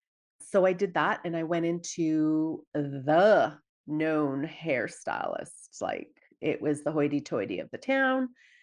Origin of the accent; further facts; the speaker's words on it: Dawson Creek, British Columbia, Canada; I'm originally from Dawson Creek, BC, small town.